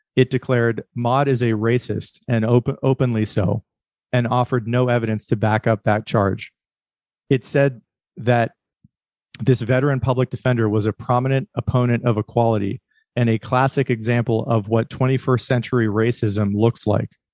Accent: Erie, Pennsylvania, United States; I grew up in Pennsylvania too. Um, I'm from Erie

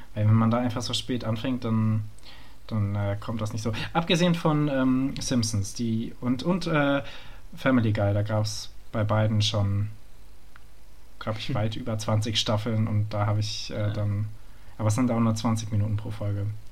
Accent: Frankfurt am Main, Hesse, Germany; moved away; ich bin Frankfurter

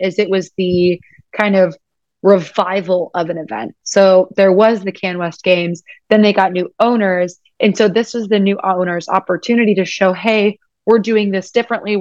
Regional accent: United States; I'm American.

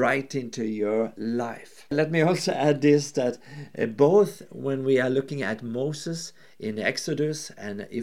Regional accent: Norway; I'm from Norway

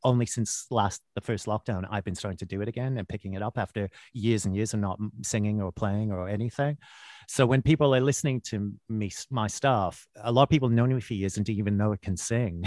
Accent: Winnipeg, Manitoba, Canada; moved away as an adult; also born or lived in Vancouver; now in London, United Kingdom; I was born in Vancouver, which is a beautiful city and a nice place, but it's not as glamorous as that. I, I, I moved, my parents moved when I was quite young, and I actually grew up in Winnipeg, Manitoba

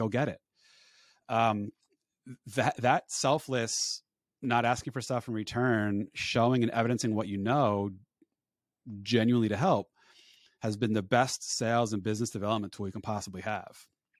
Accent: Northeast, United States; So born and raised in the Northeast, I'm over winter.

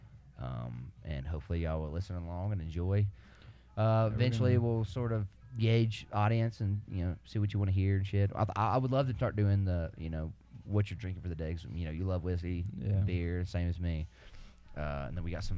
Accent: Alabama, United States; We are from Alabama.

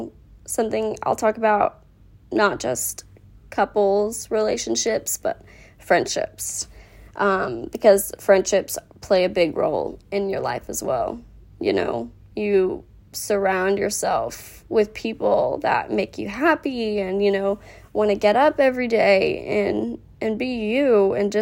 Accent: Rowlett, Texas, United States; I grew up in Rowlett, Texas

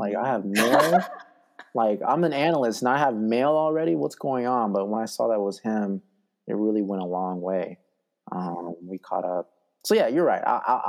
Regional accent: Oregon, United States; moved away as an adult; also born or lived in Utah; growing up in Oregon, I think I moved houses like 12 times.

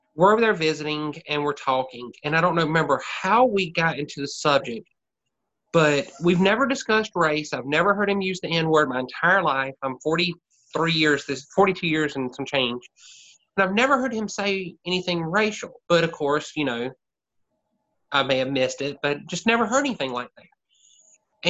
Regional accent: Anderson, South Carolina, United States; accent: Southern; also born or lived in Greenville, South Carolina; my hometown, which Anderson, South Carolina is 45 minutes, well, half an hour south of Greenville

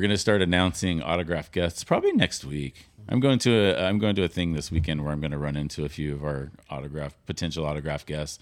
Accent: Sacramento, California, United States; also born or lived in Hawaii; now in Ventura County, United States; I grew up in Sacramento

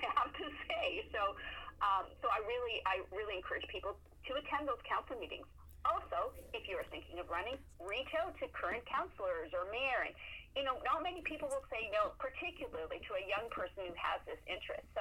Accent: near London, Ontario, Canada; now in Moncton, Canada; I grew up near London, Ontario

